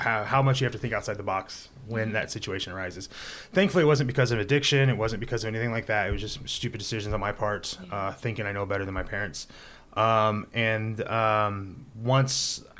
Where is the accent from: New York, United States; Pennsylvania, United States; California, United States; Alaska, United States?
California, United States; Hanford; moved away as an adult; also born or lived in Atascadero; now in Paso Robles, United States; I grew up in the Central Valley